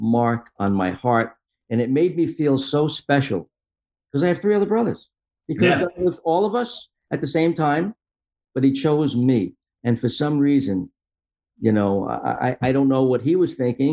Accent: Long Island, New York, United States; I grew up in Long Island

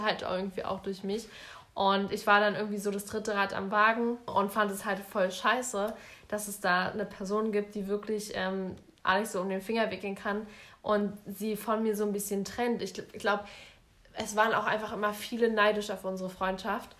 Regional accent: Berlin, Germany; bei uns in Berlin

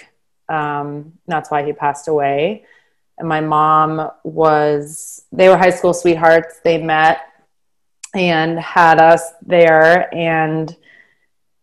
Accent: Boston, Massachusetts, United States; moved away as an adult; also born or lived in New York; now in St. Louis, United States; I was born and raised in Boston, Massachusetts

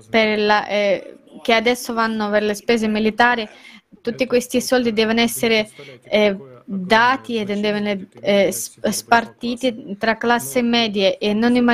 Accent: India; Italian is a second language; Io per esempio sono un indiano

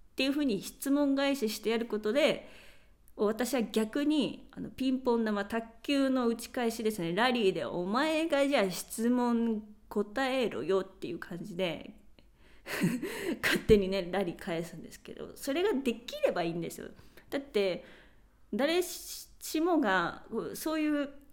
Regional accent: Japan; first language Japanese; moved away as an adult; now in Spain; 私は日本で育ってきて

